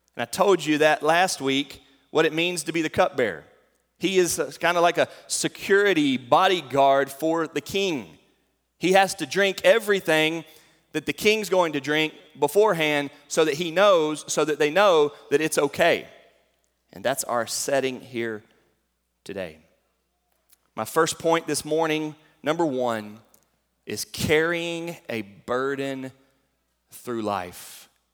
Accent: North Carolina, United States; moved away as an adult; now in Fairdale, Kentucky, United States; I came from North Carolina

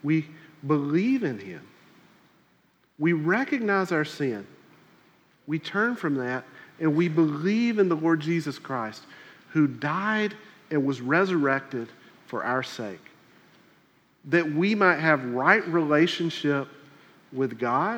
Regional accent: South Carolina, United States; moved away; where I grew up in South Carolina

